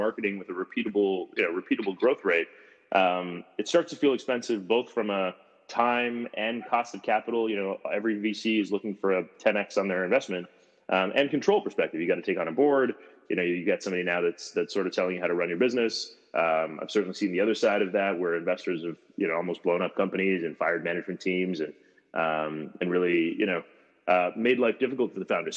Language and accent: English; Canada; moved away as an adult; introduction into Silicon Valley as a Canadian with no real network